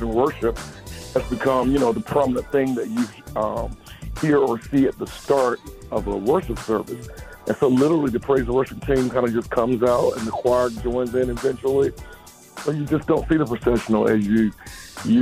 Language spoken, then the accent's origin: English; Thomasville, Georgia, United States; I'm originally from Thomasville, Georgia. I'm a Southern boy, Thomasville, Georgia, born and raised